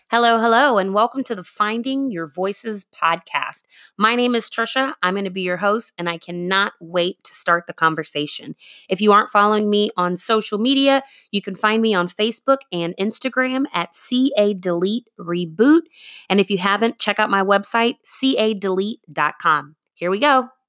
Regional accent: Arlington, Texas, United States; also born or lived in Boston; I was raised in the Arlington, Texas area

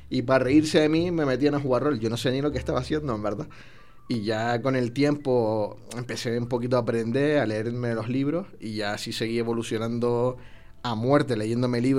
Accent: Canary Islands, Spain; now in Mexico; Pues Islas Canarias

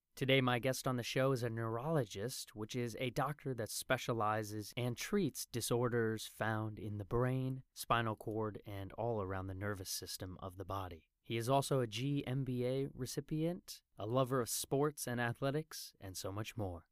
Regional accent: United States; now in Taiwan; as a foreigner here in Taiwan, and looking back at my home country of the United States

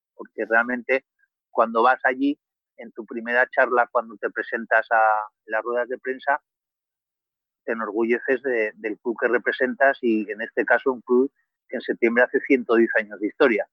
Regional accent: Vitoria-Gasteiz, Basque Country, Spain; moved away as an adult; now in Cádiz, Spain; yo soy de Vitoria, de una ciudad del norte de España

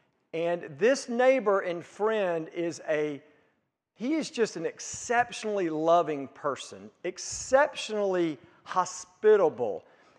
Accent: Hikes Retreat, Mississippi, United States; So I grew up in South Mississippi, out in the country, in an area called Hikes Retreat, and attended Hikes Retreat Baptist Church.

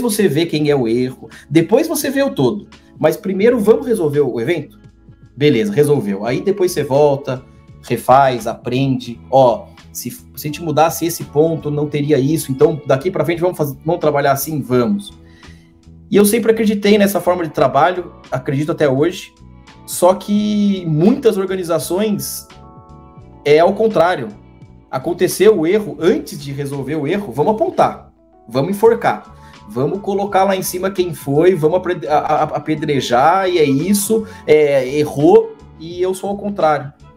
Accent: Brazil; moved away as an adult; Eu saí do Brasil com esse cargo

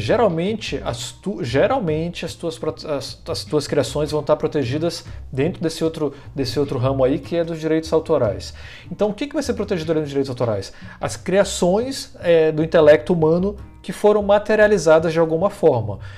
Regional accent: Manaus, Amazonas, Brazil; now in Florianópolis, Brazil; eu vim parar em Florianópolis, sou de Manaus, né? Vim morar em Florianópolis

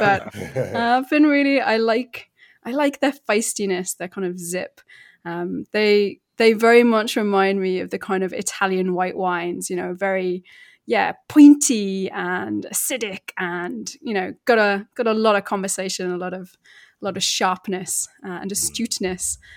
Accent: United Kingdom; now in Verona, Italy; I'm British, but I'm based in Italy

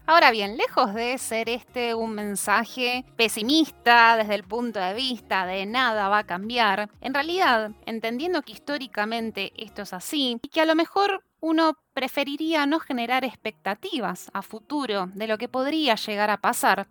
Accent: Argentina

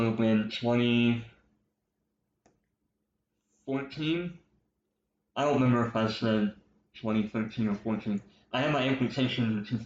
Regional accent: Brenham, Texas, United States; now in Houston, United States; I was born here in Houston. I grew up on the northwest side. My parents got divorced in 1998, so I moved to Brenham

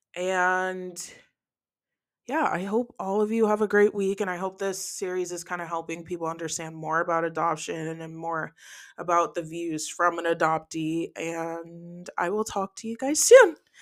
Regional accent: New Jersey, United States; moved away; also born or lived in New York; I was adopted from New York, raised in New Jersey for the first part of my life

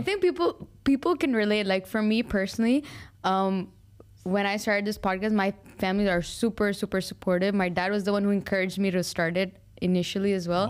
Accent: Al Ain, Abu Dhabi, United Arab Emirates; I was born and raised in Alain.

